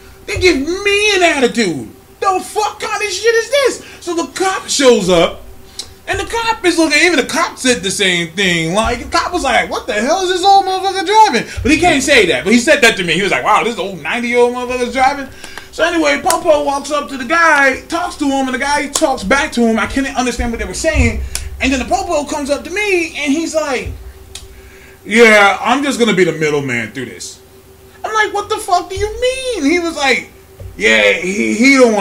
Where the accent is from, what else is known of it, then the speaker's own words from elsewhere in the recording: California, United States; I'm from California, but my whole family is from Birmingham, Alabama.